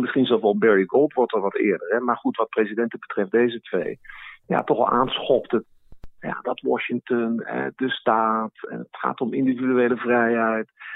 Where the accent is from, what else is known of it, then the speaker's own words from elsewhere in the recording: Netherlands; als Nederlanders